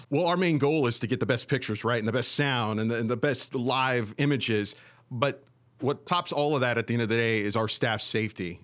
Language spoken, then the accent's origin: English; Beeville, Texas, United States; also born or lived in Corpus Christi, Texas; I grew up in the uh, Corpus Christi area